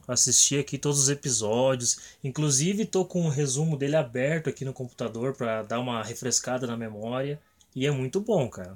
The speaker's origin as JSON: {"language": "Portuguese", "town": "Guarujá do Sul", "region": "Santa Catarina", "country": "Brazil", "said": "Eu sou de Guarujá do Sul, Santa Catarina."}